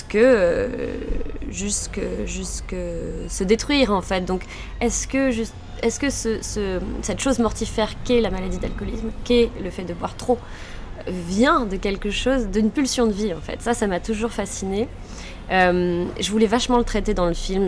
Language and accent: French; Lille, Hauts-de-France, France; Je suis lilloise